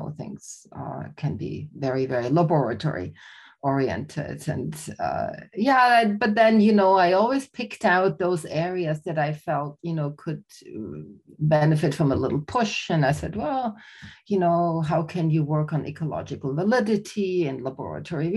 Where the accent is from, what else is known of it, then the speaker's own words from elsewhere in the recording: Austria; also born or lived in Germany; So I'm Austrian. I was born in Germany, raised in Austria